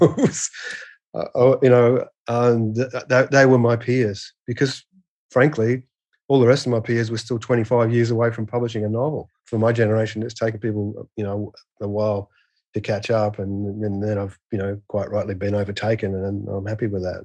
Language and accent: English; Perth, Western Australia, Australia; I'm from Western Australia, which is the western third of the continent. So yeah, I came from a probably the most isolated city in the in the world